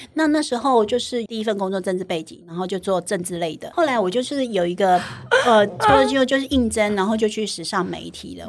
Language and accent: Chinese; southern Taiwan, Taiwan; moved away; 我是南部小孩嘛